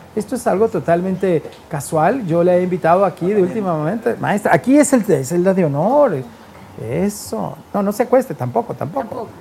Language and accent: Spanish; Guadalajara, Jalisco, Mexico; yo soy de Tapatío